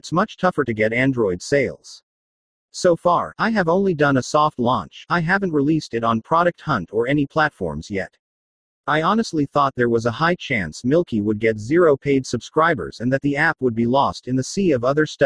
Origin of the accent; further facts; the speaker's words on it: Australia; Australia, my home country